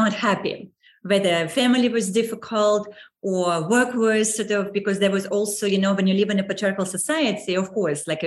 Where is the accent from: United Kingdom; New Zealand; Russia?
Russia; Saint Petersburg; moved away as an adult; I was born in St. Petersburg